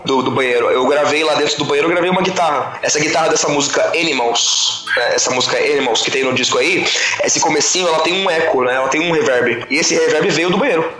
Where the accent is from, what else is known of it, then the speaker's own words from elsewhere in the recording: East Zone, São Paulo, Brazil; a gente é da região de, da Zona Leste aqui